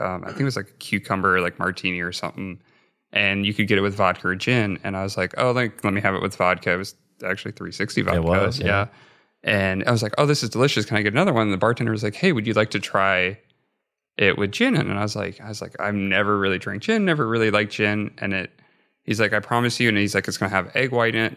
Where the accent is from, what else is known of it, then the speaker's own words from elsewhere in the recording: Nebraska, United States; moved away; growing up in Nebraska